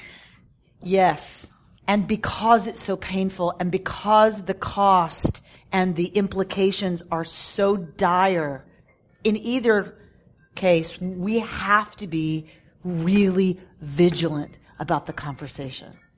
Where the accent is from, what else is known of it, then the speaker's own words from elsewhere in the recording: United States; as an American